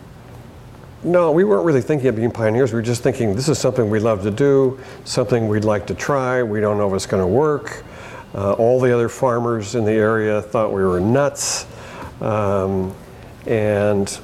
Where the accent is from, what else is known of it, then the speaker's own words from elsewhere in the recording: Bay Area, California, United States; moved away as an adult; also born or lived in Portland, Oregon; now in Oregon, United States; I grew up in the Bay Area in California